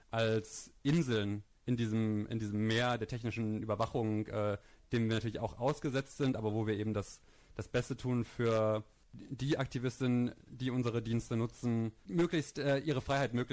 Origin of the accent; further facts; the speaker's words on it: East Germany, Germany; ich bin in Ostdeutschland auf dem Land groß geworden und die Themen, die mich dann damals als Jugendlicher ähm, beschäftigt haben, die haben auf Indie Media stattgefunden.